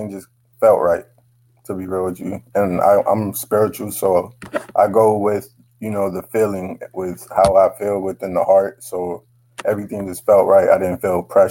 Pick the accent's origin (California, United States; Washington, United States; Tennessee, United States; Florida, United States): Florida, United States; Miami; also born or lived in Hollywood, Florida; I was more raised in Miami